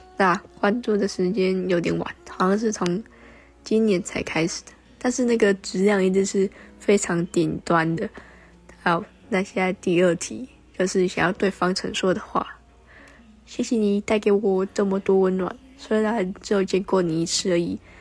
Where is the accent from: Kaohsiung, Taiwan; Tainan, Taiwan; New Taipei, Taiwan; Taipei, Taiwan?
Kaohsiung, Taiwan; 我是来自高雄的小粉丝